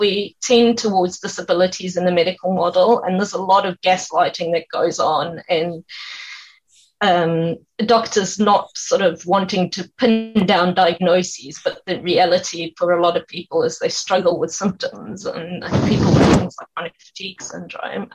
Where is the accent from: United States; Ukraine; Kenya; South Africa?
South Africa; now in Dunedin, New Zealand; I'm from South Africa, we don't have any family here